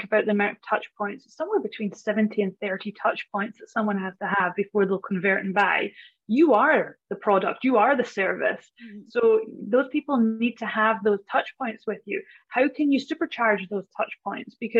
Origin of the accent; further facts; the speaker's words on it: Scottish Highlands, Scotland, United Kingdom; moved away as an adult; now in Australia; I am Scottish. Yes, from the Highlands